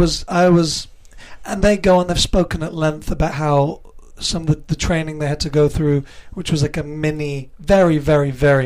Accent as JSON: {"language": "English", "region": "England", "country": "United Kingdom", "tie": "born or raised there", "said": "Yeah, English born and raised."}